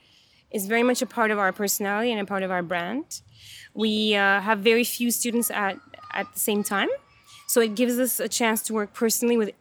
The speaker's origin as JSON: {"language": "English", "region": "Istanbul", "country": "Turkey", "tie": "born or raised there", "also_born_or_lived": "Vancouver, Canada", "moved": "as an adult", "lives_now": "Montreal, Canada", "said": "So I was born and raised in Istanbul, in Turkey. And when I was 19, I went to school in Vancouver."}